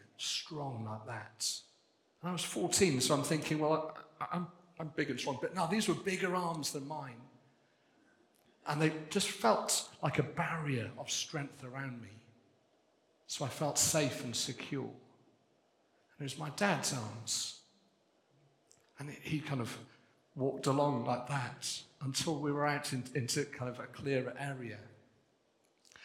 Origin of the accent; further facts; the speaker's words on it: Wales, United Kingdom; I'm Welsh. I'm pleased to be Welsh. Proud to be Welsh